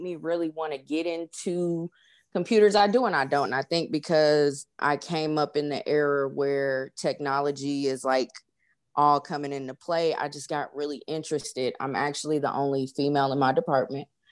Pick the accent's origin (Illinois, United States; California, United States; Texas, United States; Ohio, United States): California, United States; Los Angeles; now in Atlanta, United States; I am originally from Los Angeles, California, uh, currently reside